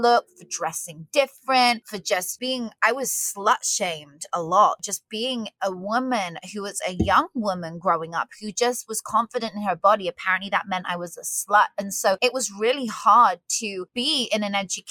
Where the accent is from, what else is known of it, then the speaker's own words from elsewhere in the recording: United Kingdom; now in Vancouver, Canada; I was born in the UK